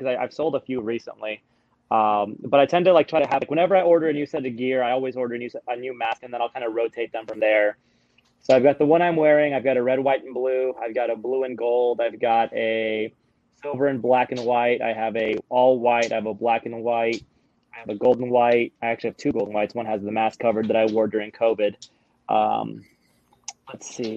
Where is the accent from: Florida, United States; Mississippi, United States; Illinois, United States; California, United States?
California, United States; Southern; also born or lived in Mazatenango, Suchitepéquez, Guatemala; I grew up in Southern California.